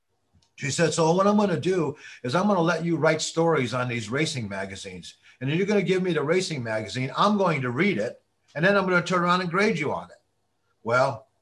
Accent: Chicago, Illinois, United States; I grew up in Chicago, Illinois

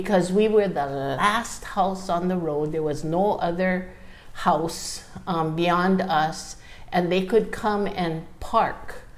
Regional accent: Honolulu, Hawaii, United States; also born or lived in Waiehu, Maui, Hawaii; I was born in Honolulu

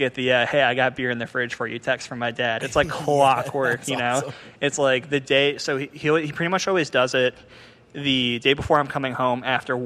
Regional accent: Cleveland, Ohio, United States; I grew up in Cleveland

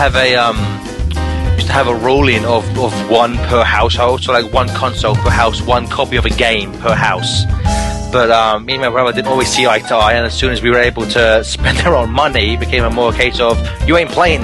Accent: United Kingdom; I am British

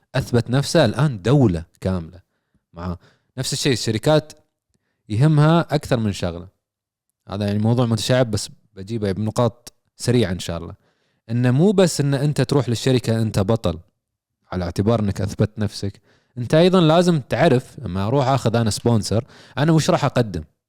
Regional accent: Saudi Arabia; عندنا في السعوديه

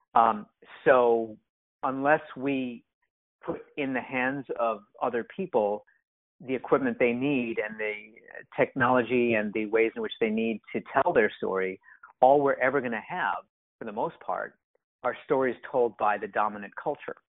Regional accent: Japan; moved away as an adult; now in United States; I'm mixed race and because I grew up in Japan

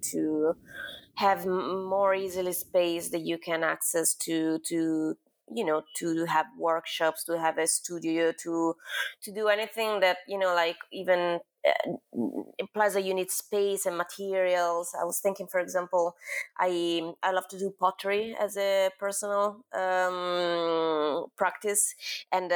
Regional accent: Milan, Lombardy, Italy; moved away as an adult; also born or lived in Rome, Italy / London, United Kingdom; now in New York, United States; I was born in Milan. Then I moved to Rome for my high school

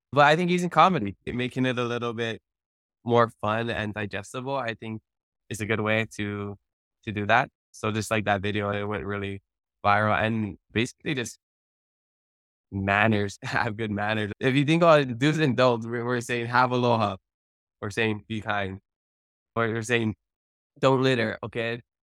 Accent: Hawaii, United States; first language Hawaiian; English is a second language; I've been so blessed with a Hawaiian immersion background, Hawaiian as my first language

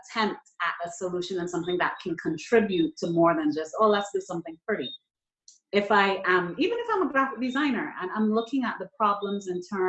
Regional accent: Barbados; I'm from Barbados.

